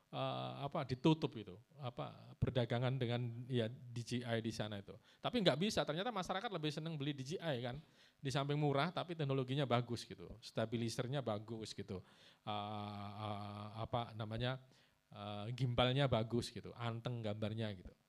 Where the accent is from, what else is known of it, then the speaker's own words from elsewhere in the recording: Pasuruan, East Java, Indonesia; Saya juga Pasuruan mas, saya dari Arang-Arang. Ya, ya Wonorejo, uh, tangganya ya.